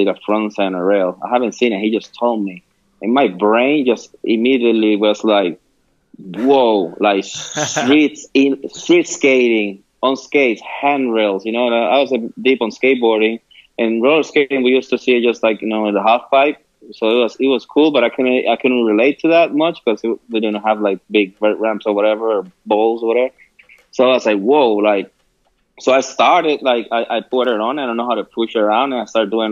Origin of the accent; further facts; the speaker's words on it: Quebradillas, Puerto Rico; moved away as an adult; now in United States; I grew up in San Jose. It's like a little town in Quebradillas.